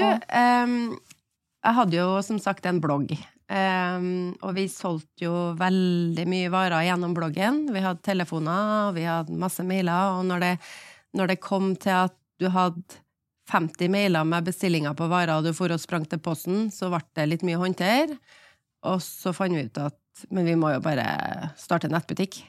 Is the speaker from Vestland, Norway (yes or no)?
no; Trondheim, Trøndelag, Norway; moved away as an adult; also born or lived in Oslo; jeg var hjemme i Trondheim